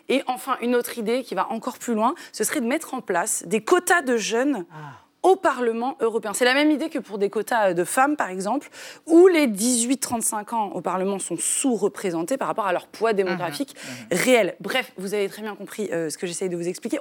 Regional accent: France; chez nous, en France

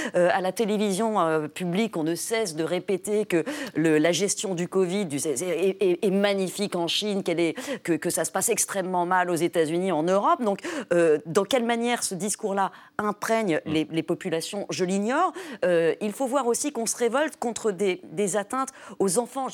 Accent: France; also born or lived in New York, United States; je suis française.

